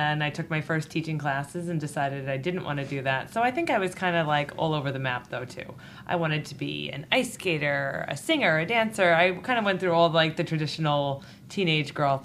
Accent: Patchogue, New York, United States; I grew up in the Patchogue Medford School District

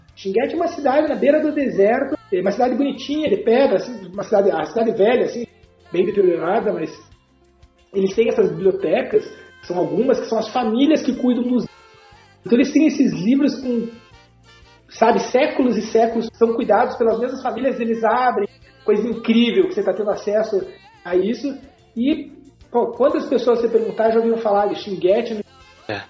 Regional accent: Brazil; como brasileiro

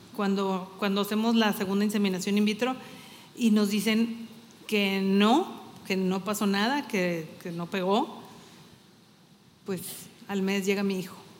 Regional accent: Torreón, Coahuila, Mexico; moved away as an adult; now in Saltillo, Mexico; somos de Torreón, mi esposo y yo, y tenemos aquí viviendo en Saltillo, pues, lo que tenemos de casados, casi 27 años, ya somos más zaraperos que laguneros

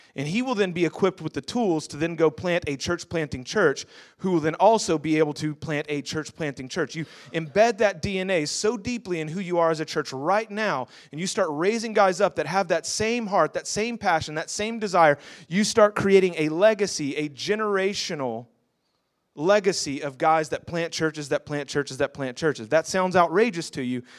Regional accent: Houston, Texas, United States; I'm from Houston.

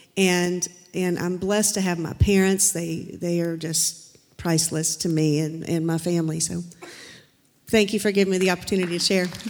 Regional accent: Charleston, United States; moved away; also born or lived in Florida; my family and I moved here two years ago from Florida. We're originally from Charleston.

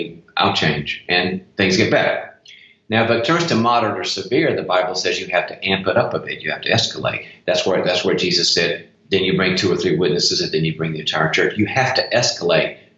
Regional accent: the South, United States; moved away; I'm originally from the South

